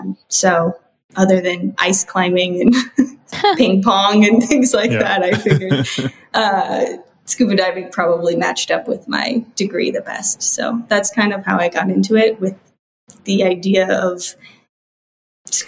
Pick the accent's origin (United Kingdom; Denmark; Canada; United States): United States; Midwest; also born or lived in Indiana / Iowa / Minnesota; now in Florida, United States; I'm from the Midwest. Okay. I have spent time in a lot of different areas of the Midwest. So I've been in Indiana, I've been in Iowa, I've been in Minnesota, and now I'm in Florida.